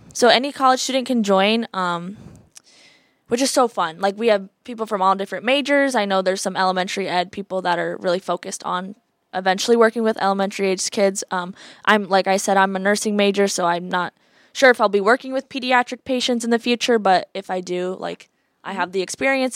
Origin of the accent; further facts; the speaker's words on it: Iowa City, Iowa, United States; I'm from Iowa City area